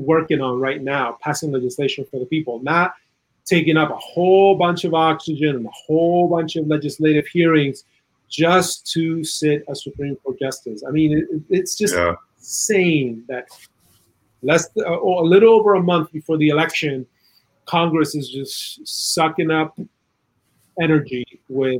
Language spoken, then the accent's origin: English; Chile; moved away; In Chile, I'm originally from South America